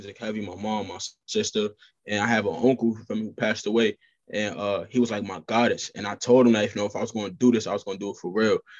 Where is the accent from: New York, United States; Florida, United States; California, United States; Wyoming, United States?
New York, United States; New York City; also born or lived in New Jersey; I'm born and raised in Brooklyn, New York